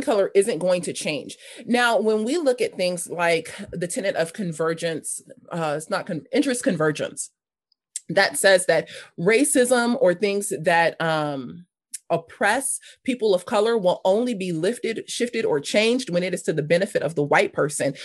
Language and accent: English; Los Angeles, California, United States; also born or lived in North Hollywood; I grew up in South Los Angeles. I spent the majority of my, my young life there until I was about fifteen, sixteen